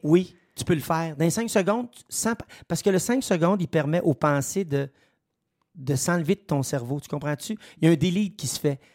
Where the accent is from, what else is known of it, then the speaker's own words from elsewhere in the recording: Saint-Edmond, Quebec, Canada; je suis natif de Saint-Edmond